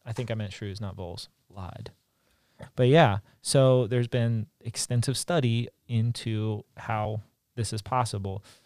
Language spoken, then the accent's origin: English; Maryland, United States; moved away; I'm from Maryland originally